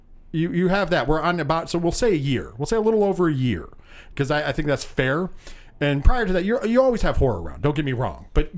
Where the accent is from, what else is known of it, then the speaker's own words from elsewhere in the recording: New York, United States; We're from New York.